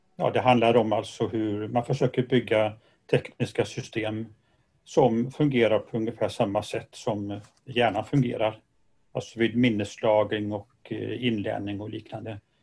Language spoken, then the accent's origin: Swedish; Gothenburg, Västra Götaland, Sweden; Jag är göteborgare